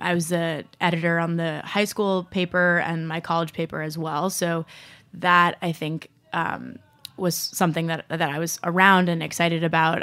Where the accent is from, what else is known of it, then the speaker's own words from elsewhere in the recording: Rye, New York, United States; I grew up in Rye, New York